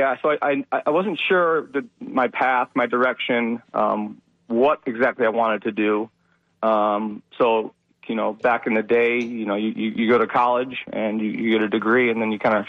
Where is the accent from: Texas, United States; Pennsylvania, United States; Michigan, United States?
Michigan, United States; I grew up in Michigan.